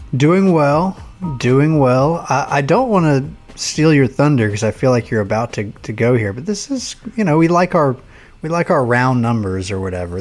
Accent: Auburn, Alabama, United States; I was a kid growing up in Auburn

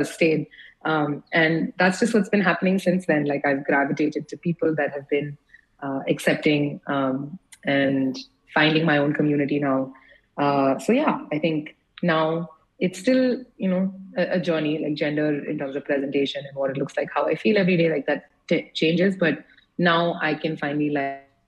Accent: United States; moved away; also born or lived in India; I grew up in the States

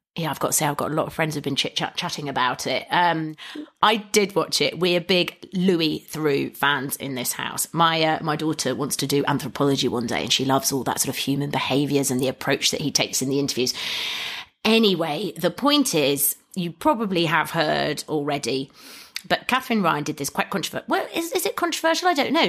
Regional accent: England, United Kingdom; as an English person

